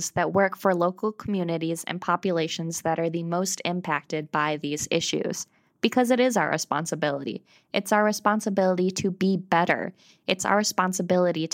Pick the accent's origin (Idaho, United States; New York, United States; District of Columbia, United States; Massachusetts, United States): New York, United States; Central; now in Vermont, United States; when I was growing up in Central New York